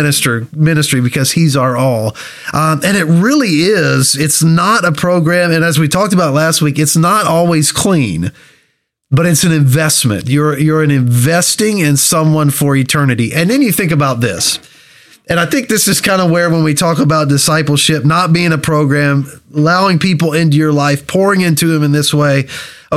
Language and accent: English; Kentucky, United States; moved away as an adult; now in Ohio, United States; I'm from Kentucky